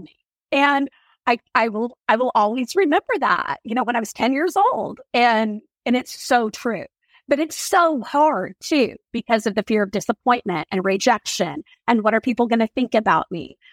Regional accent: Oklahoma, United States; I grew up in Oklahoma

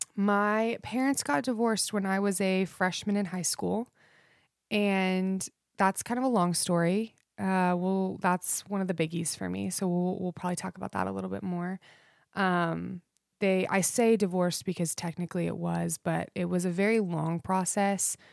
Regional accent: Idaho, United States; I grew up in Idaho, um, which will probably explain my love for country. Um, I was raised out in the foothills

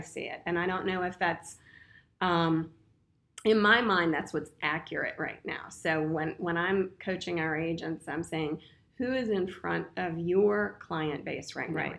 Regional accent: Winchester, Virginia, United States; Born and raised in Winchester, Virginia

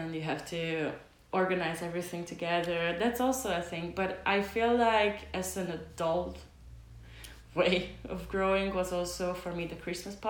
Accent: Hungary; now in Denmark

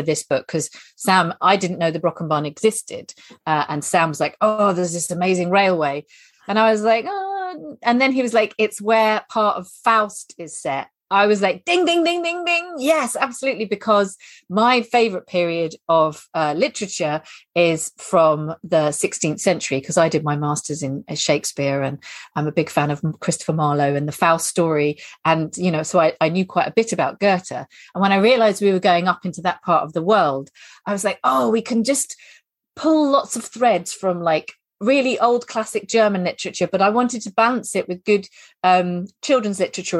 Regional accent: England, United Kingdom; being English that we all discover when we first start traveling

